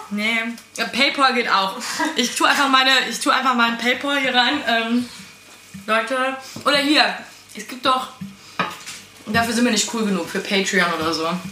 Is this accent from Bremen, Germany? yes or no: no; Eifel, Rhineland-Palatinate, Germany; also born or lived in Cologne; Also ich komme aus der Eifel. Ähm, aber meine Familie ist Rheinländer und Eifler zusammengemischt.